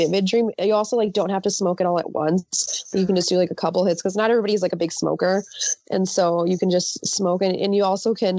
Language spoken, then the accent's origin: English; Los Angeles, California, United States; first language Spanish; English is a second language; My parents were born in Mexico. I was born in LA, actually